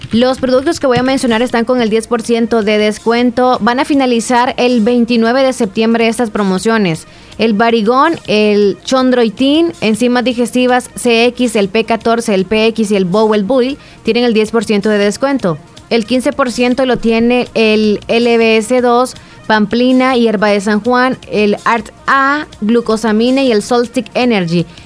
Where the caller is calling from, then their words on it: La Paz, Bolivia; de La Paz Bolívar.